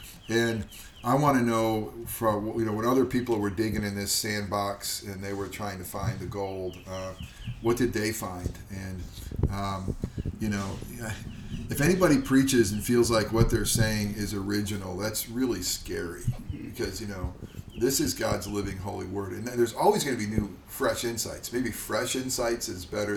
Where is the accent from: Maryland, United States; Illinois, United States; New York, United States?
New York, United States; Upstate; Upstate New York, actually